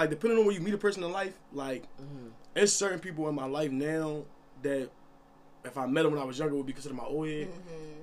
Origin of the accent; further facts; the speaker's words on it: Philadelphia, Pennsylvania, United States; growing up in my neighborhood, Allegheny